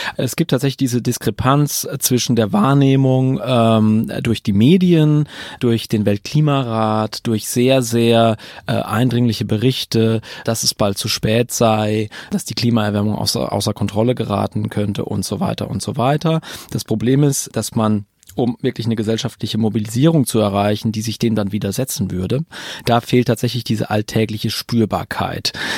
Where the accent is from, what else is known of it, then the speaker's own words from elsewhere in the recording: Berlin, Germany; aus meiner ganz persönlichen Perspektive als Berliner